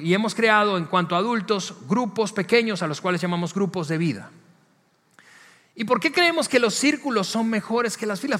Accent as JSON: {"language": "Spanish", "country": "Venezuela", "tie": "born or raised there", "moved": "as an adult", "said": "en mi país de origen, donde crecí, en Venezuela"}